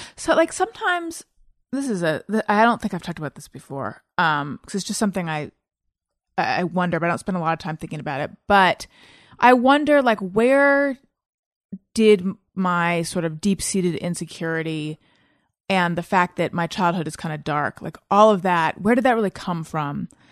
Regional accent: Orange County, California, United States; also born or lived in Claremont / New York; born in Northern California, grew up in Orange County

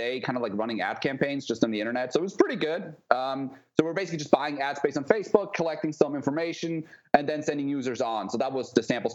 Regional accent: Switzerland; moved away as an adult; also born or lived in New York / San Diego; So I'm originally from Switzerland. I left when I was 19, I think.

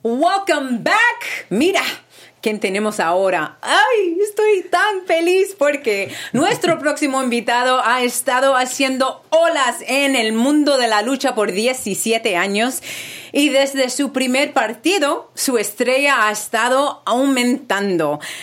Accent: Puerto Rico; also born or lived in New York; now in California, United States; Yo soy boricua también

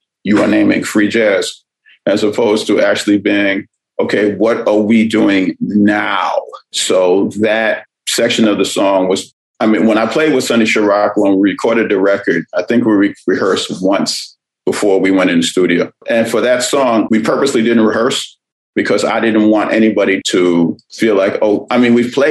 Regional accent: New York City, New York, United States; I'm from New York, from that era where I grew up. My family was the second African-American family on the block. I always tell people that I'm the first black person that whole side of Brooklyn ever encountered.

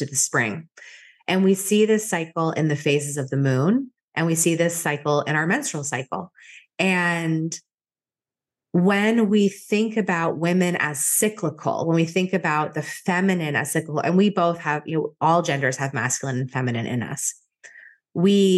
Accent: outside of Boston, Massachusetts, United States; I grew up outside of Boston, very close to where I live right now, in a pretty traditional town.

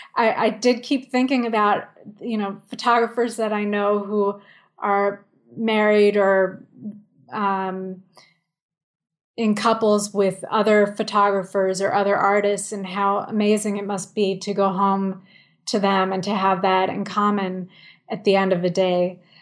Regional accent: New York City, New York, United States; I live in the village. I grew up here on Bleecker Street

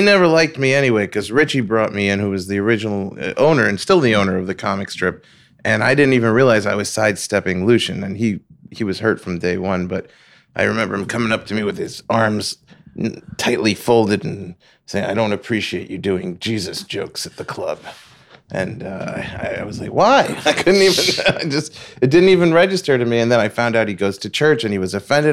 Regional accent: Long Beach, New York, United States; I'm from Long Beach, Long Island

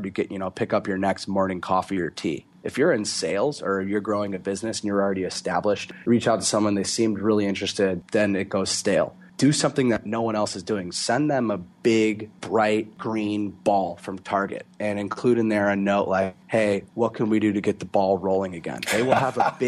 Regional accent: Florida, United States; I grew up in Florida

